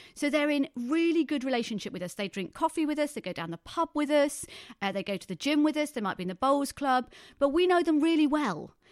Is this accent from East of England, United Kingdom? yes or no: yes; Thundersley, East of England, United Kingdom; I was brought up in the Brethren Church in Thunder Sleet in Essex